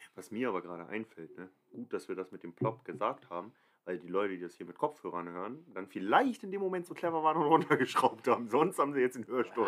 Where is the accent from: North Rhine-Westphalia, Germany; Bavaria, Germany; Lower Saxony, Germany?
Lower Saxony, Germany; Cuxhaven; moved away; ich bin gebürtig aus Cuxhaven